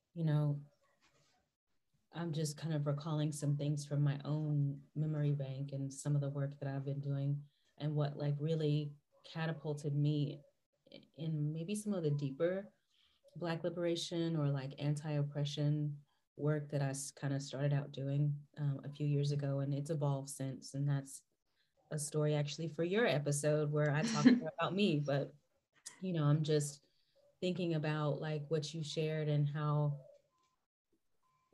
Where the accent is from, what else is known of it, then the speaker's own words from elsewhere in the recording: western North Carolina, United States; I come from the western side of the state